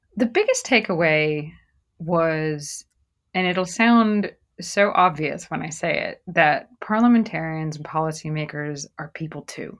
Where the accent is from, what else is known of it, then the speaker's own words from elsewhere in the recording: New Jersey, United States; moved away as an adult; also born or lived in New Mexico; I grew up in New Jersey